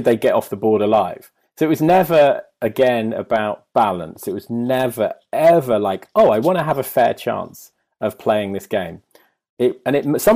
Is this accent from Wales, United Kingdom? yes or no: no; Leamington Spa, West Midlands, United Kingdom; I grew up in Leamington Spa, like middle of England